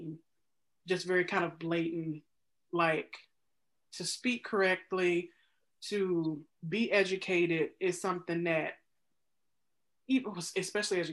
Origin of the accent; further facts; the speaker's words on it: Mississippi, United States; moved away as an adult; now in Chicago, United States; I'm born and raised in Mississippi